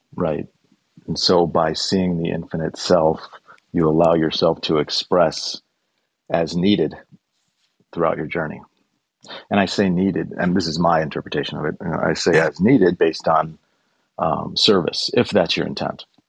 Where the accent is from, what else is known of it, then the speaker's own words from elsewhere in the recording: Chicago, Illinois, United States; We're both from Chicago